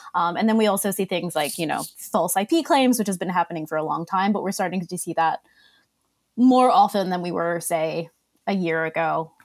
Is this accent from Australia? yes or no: yes; Australia; accent: Boston mixed with Australian; now in Boston, United States; Originally, I grew up in Australia.